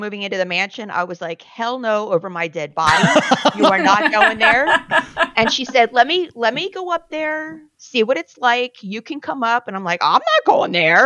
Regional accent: Cherry Hill, New Jersey, United States; moved away; also born or lived in San Diego; I'm from South Jersey, which is like 10 minutes from Philly

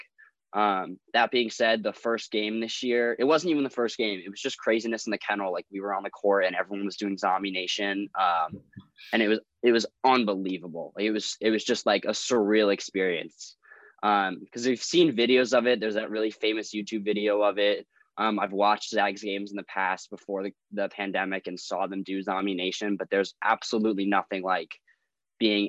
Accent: Northeast, United States; moved away; growing up in Northeast

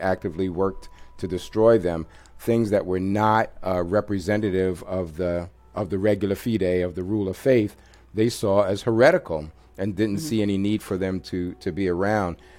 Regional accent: New York City, New York, United States; moved away; also born or lived in Washington, D.C.; I'm a product of New York City, grew up in New York

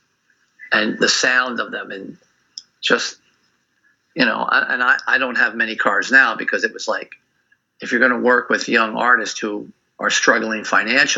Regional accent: United States; I'm an American. And I was a teenager during the 60s

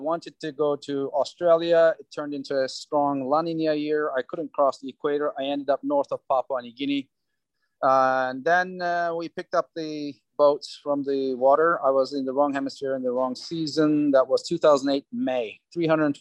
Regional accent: Turkey; moved away as an adult; also born or lived in Cyprus; now in United States; I was born in Cyprus, raised in Turkey, came to US in 86

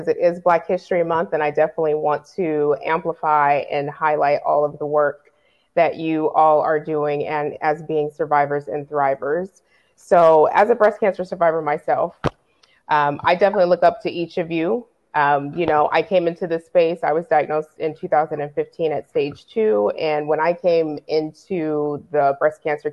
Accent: Tacoma, Washington, United States; now in Georgia, United States; I am originally from Tacoma, Washington, so still always West Coast

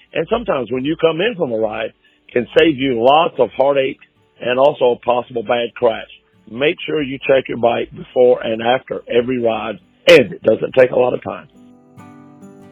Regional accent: Decatur, Georgia, United States; I am from Decatur, Georgia

